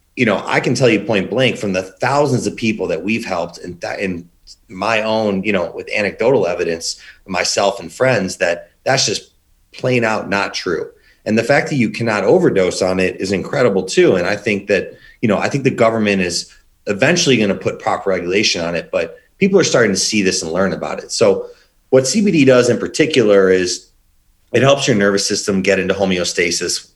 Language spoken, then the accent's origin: English; Chicago, Illinois, United States; also born or lived in Indiana; born and raised in Chicago